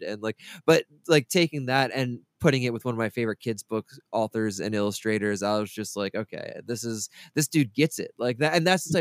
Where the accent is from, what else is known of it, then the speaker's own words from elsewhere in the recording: Delaware, United States; me growing up in Delaware